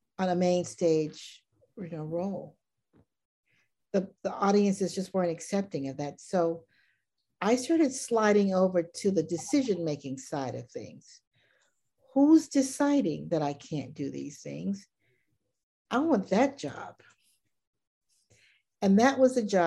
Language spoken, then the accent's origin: English; Baton Rouge, Louisiana, United States; I grew up in Baton Rouge, Louisiana